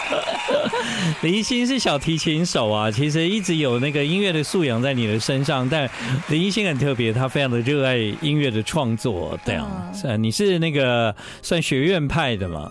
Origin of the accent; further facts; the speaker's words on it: Tainan, Taiwan; 跟我是来自同一个故乡台南，而且我们住得非常近。对。我从小就是在那个孔子庙附近长大的